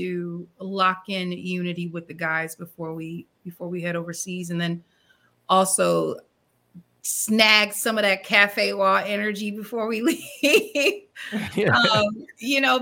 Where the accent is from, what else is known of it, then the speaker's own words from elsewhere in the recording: Peoria, Illinois, United States; my hometown of Peoria, Illinois